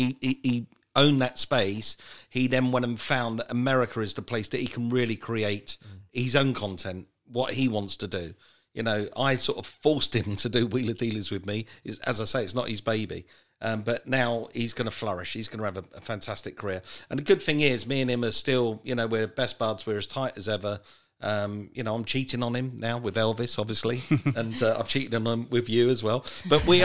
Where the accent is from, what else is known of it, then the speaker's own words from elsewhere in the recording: England, United Kingdom; moved away as an adult; also born or lived in United States; I'm an Englishman at heart. I need to be back home